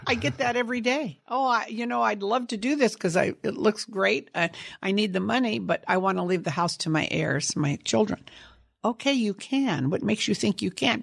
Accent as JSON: {"language": "English", "town": "Sunnyvale", "region": "California", "country": "United States", "tie": "born or raised there", "also_born_or_lived": "San Jose, California"}